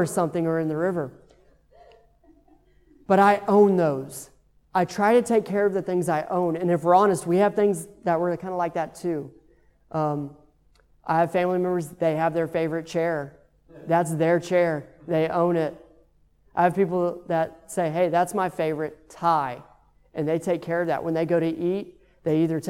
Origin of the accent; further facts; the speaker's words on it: Texas, United States; moved away; I'm from Texas